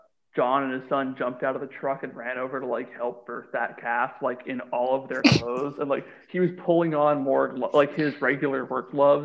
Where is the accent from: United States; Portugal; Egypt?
United States; Montana; I'm American. Oh, you're American. Yeah, I'm from Montana.